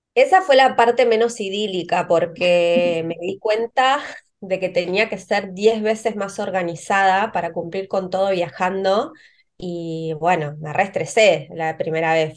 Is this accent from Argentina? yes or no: yes; Río Negro, Argentina; moved away; yo soy del, de Río Negro, de una ciudad pequeña